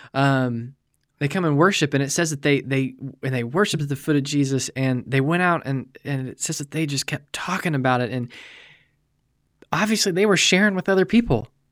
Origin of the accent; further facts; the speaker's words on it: United States; as American believers